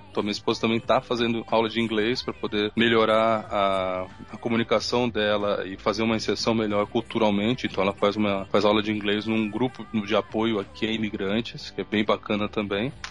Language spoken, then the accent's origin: Portuguese; São Paulo, Brazil; born there; also born or lived in Campo Grande / Minas Gerais / Bauru; Morei, sou nascido em São Paulo, já morei em Campo Grande, no Mato Grosso do Sul. Voltei a morar em São Paulo, já morei em Minas Gerais, onde eu fiz faculdade.